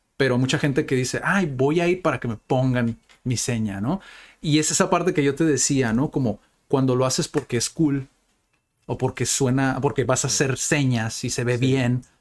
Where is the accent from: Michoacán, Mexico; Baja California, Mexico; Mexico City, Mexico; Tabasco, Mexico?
Baja California, Mexico; Tijuana; la gente de Tijuana, que, que nacimos y vivimos aquí en Tijuana